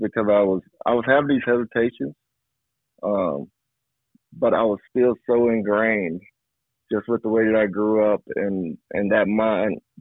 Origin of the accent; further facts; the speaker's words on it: Arkansas, United States; I grew up in Arkansas. In the South